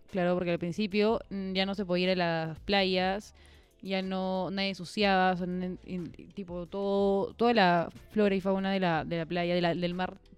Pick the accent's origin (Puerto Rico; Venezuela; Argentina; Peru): Peru; Chosica, Lima; Porque nosotros que somos de Chosica, acá fue